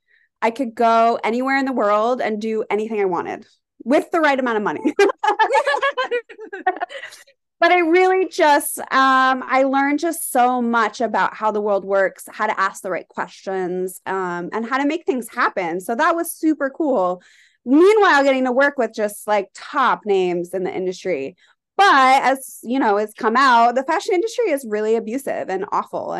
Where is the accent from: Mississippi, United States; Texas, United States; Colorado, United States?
Colorado, United States; moved away as an adult; also born or lived in California; now in New York, United States; I am from Colorado originally